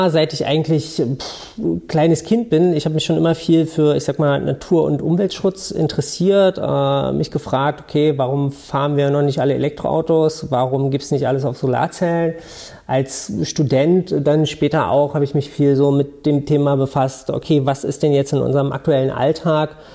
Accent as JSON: {"language": "German", "region": "Berlin", "country": "Germany", "said": "Ich komme aus Berlin äh, ursprünglich"}